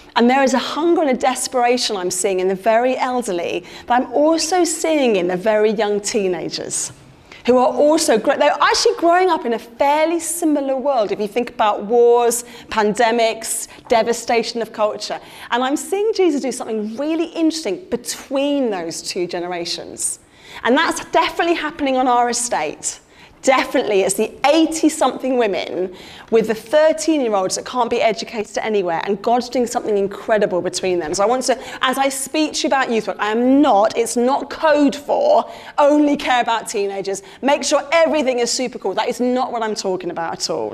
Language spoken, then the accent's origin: English; London, United Kingdom; moved away as an adult; now in Blackburn, United Kingdom; I'm a Londoner through and through, a Southerner married to a northerner